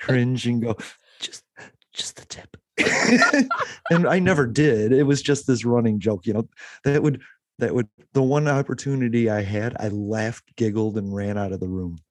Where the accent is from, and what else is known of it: Illinois, United States